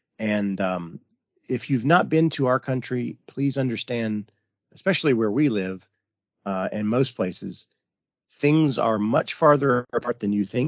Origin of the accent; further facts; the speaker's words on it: United States; as an American